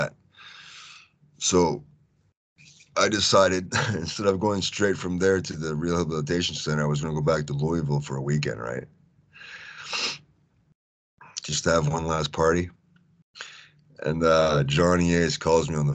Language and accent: English; Canada; also born or lived in Houston, Texas / Japan; I'm from Canada.